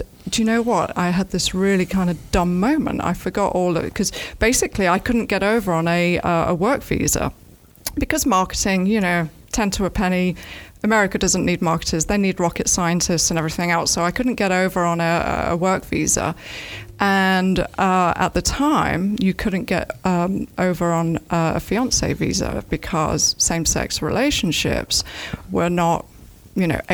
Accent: Nottingham, East Midlands, United Kingdom; moved away as an adult; also born or lived in London; now in Ocala, United States; I'm from Nottingham originally. I'm from a little village called Crotwell Bishop, which has the best Stilton cheese.

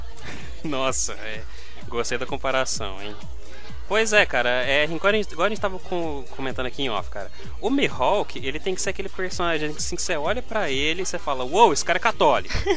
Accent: Goiânia, Goiás, Brazil; nós somos de Goiânia

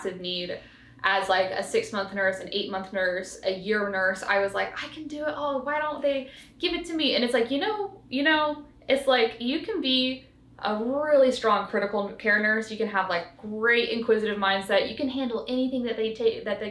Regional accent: the South, United States; moved away; also born or lived in Colorado / Baltimore; I grew up in the South

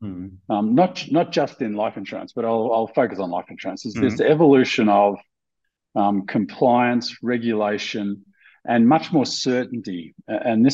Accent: Australia; moved away as an adult; also born or lived in Sydney, Australia; I'm Australian by birth, global by choice, and blessed by fate. Mm-hmm. I'm an Australian who hasn't lived in Australia for almost 30 years now

